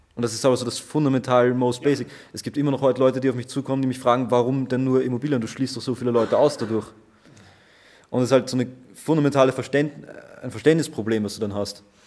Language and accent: German; Vienna, Austria; ich bin aus Österreich, aus Wien.